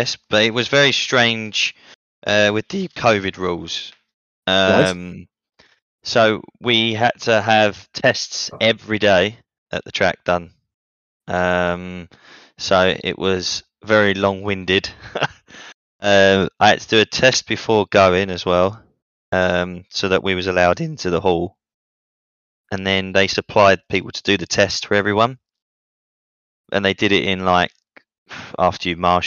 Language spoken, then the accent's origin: English; England, United Kingdom; now in Italy; I am Italian. Well, I'm English, but I'm half, I don't know. But I live in Italy.